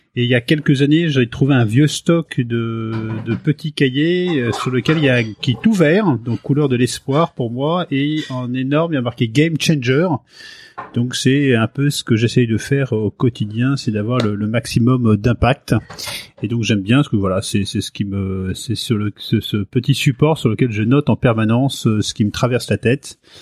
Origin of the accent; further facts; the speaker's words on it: Paris, Île-de-France, France; also born or lived in Fécamp, Pays de Caux, Seine-Maritime / Cévennes; je suis né euh, à, Paris. Je suis un pur euh, Parisien. j'ai grandi dans un coin qui était la porte de Clichy à Paris